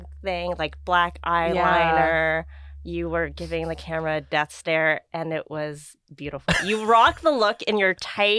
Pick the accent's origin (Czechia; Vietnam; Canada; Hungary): Vietnam; born there; moved away; So I was born in Vietnam. I have my FOB mark. I'm a refugee.